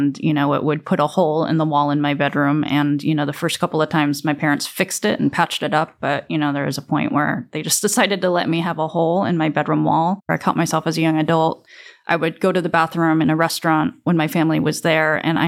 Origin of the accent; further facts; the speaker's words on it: South Korea; born there; It was an odd concept for me because I never associated myself with being Korean, even though I was born in Korea.